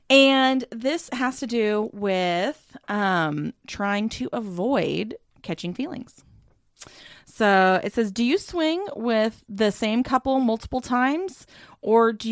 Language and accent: English; the South, United States; accent: southern; it's a DM I got in my southern accent twang.